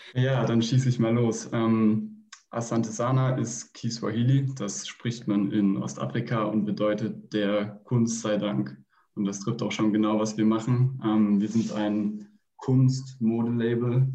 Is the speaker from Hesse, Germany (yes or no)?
yes; Fulda, Hesse, Germany; moved away as an adult; now in Bayreuth, Germany; ich komme aus Fulda und studiere mittlerweile in Bayreuth